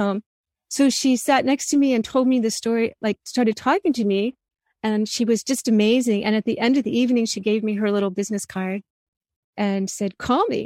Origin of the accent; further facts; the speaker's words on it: New Jersey suburbs, United States; growing up in the New Jersey suburbs